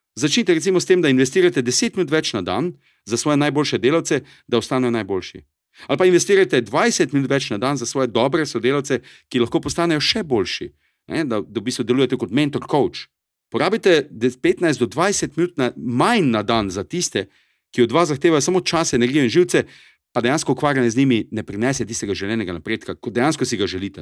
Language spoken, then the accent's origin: Slovenian; Styria, Slovenia; accent: Styrian; to je moj štajerski naglas